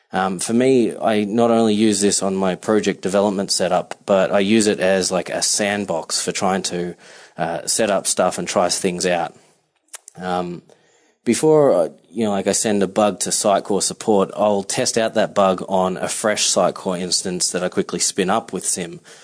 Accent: Melbourne, Victoria, Australia; moved away as an adult; now in New York City, United States; I'm coming to you from the Upper West Side in New York City, um, but I am originally from Melbourne, Australia. So I've been here for about three years, um, and as you can tell, this isn't your typical Manhattan accent.

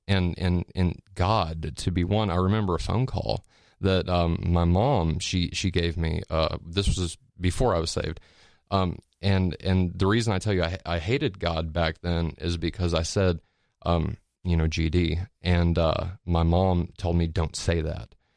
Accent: Petersburg, Indiana, United States; moved away as an adult; also born or lived in Pensacola, Florida; I moved from Pens, or from, uh, little town called Petersburg, Indiana, to Pensacola, Florida whenever I was eighteen

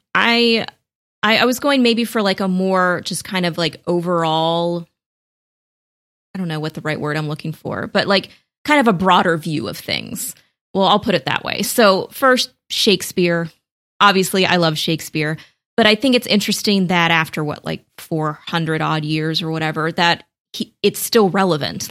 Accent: United States; as an American

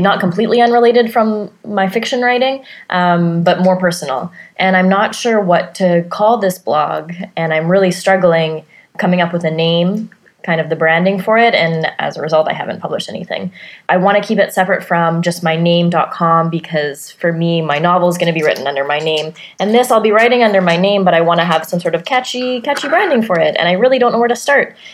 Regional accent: Vancouver, British Columbia, Canada; I'm from Vancouver, B C, Canada.

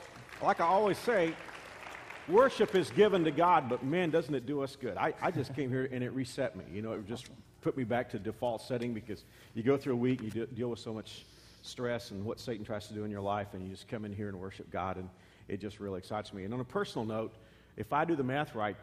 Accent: Texas, United States; As a Texan

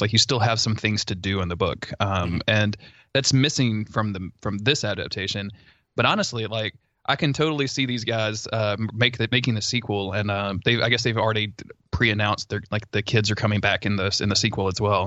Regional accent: the South, United States; I grew up in the South

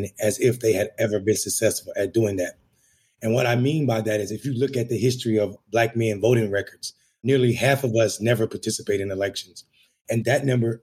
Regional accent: Enfield, North Carolina, United States; moved away as an adult; now in Washington, D.C., United States; I'm a country boy from North Carolina, small town called Enfield in the northeastern part of the state

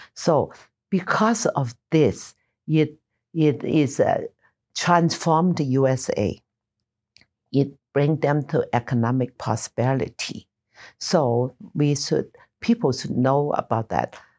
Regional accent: Taishan, Guangdong, China; also born or lived in Nassau, Bahamas; now in Utah, United States; Toy San, my hometown

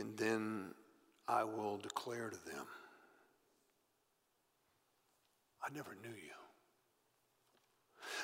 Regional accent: Texas, United States; I grew up in Texas

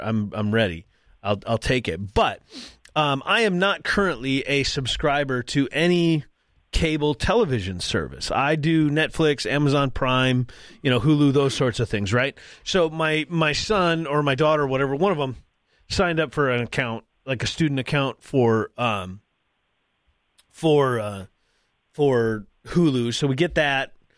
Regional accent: North Dakota, United States; I'm from North Dakota. For those that, again, that, those that don't know, I live in North Dakota

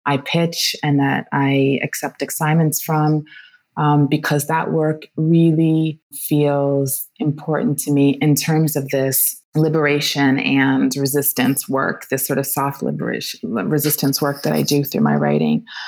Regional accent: Washington, District of Columbia, United States; moved away as an adult; also born or lived in New York / Japan; now in Rome, Italy; I grew up in Washington, D.C., in a very vibrant Black Washington

